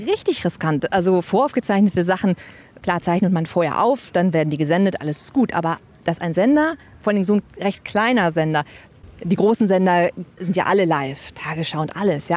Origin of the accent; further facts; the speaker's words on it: Lower Saxony, Germany; moved away; also born or lived in Hamburg / Trier / Berlin; Ich komme äh, gebürtig aus Niedersachsen so zwischen Hildesheim und Göttingen aus dem Leinetal und da bin ich geboren und aufgewachsen